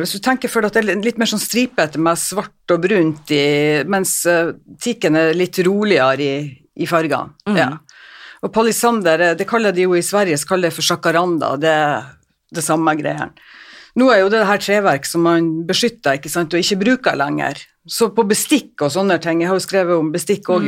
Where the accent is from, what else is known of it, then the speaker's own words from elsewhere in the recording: Northern Norway, Norway; jeg er nordlending